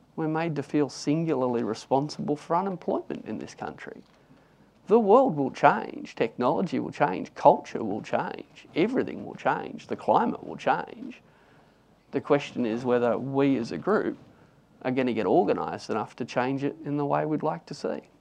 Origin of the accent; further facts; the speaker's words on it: Newcastle, New South Wales, Australia; I grew up in Newcastle and I wanted to work in the coal mines when I tried to leave school at 15